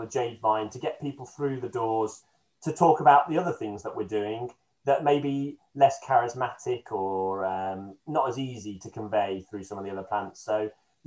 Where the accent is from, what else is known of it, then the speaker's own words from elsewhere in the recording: Beeston, East Midlands, United Kingdom; moved away; I come from Nottingham originally, and it was done in a little town next to where I grew up in Beeston